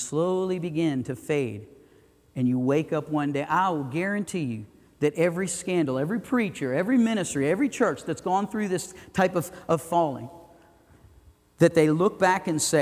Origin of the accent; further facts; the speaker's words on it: the Everglades, Florida, United States; now in Idaho Falls, United States; I grew up in the Everglades